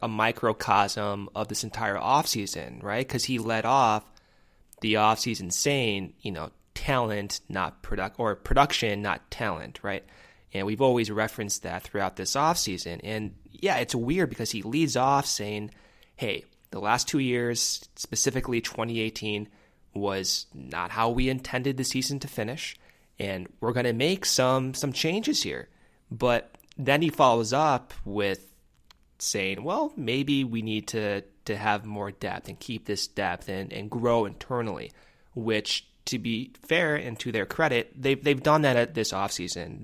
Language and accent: English; Arizona, United States; moved away; also born or lived in Chicago; I'm from Arizona.